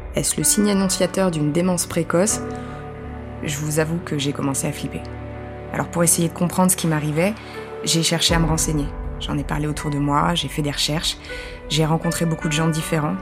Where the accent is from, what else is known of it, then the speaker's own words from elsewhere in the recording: École-Valentin, Bourgogne-Franche-Comté, France; J'ai grandi à École Valentin, à un tout petit village près de Besançon en Franche-Comté